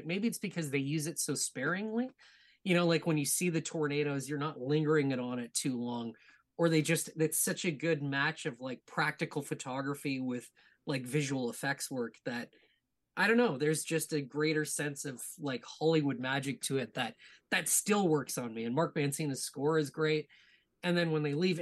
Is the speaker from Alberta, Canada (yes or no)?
yes; Edmonton, Alberta, Canada; now in Ontario, Canada; I was born and raised in Edmonton, Alberta.